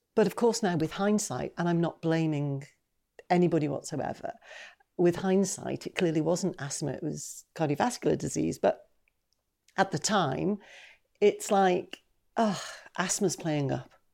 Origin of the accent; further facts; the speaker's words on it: Newcastle upon Tyne, North East England, United Kingdom; I'm from Newcastle-upon-Tyne.